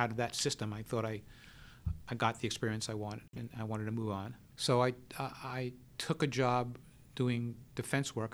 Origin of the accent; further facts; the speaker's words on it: New York City, New York, United States; I grew up in the Bronx